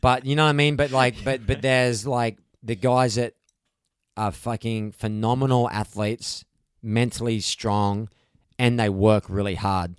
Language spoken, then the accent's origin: English; Gold Coast, Queensland, Australia; moved away as an adult; now in California, United States; I'm from the Gold Coast, it's right-hand point breaks.